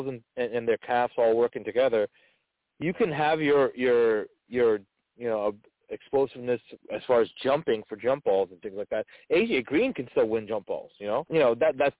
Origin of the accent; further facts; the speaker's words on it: New Jersey, United States; I'm from New Jersey